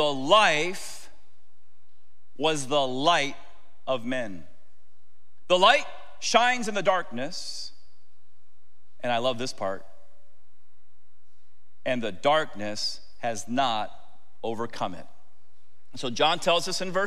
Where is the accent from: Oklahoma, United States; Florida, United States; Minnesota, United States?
Florida, United States; Tampa; I grew up in Tampa.